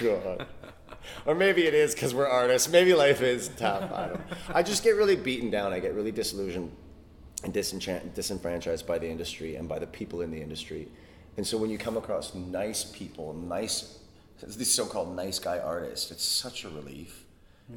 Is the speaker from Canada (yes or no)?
yes; Canada; moved away as an adult; now in London, United Kingdom; I was born and raised in Canada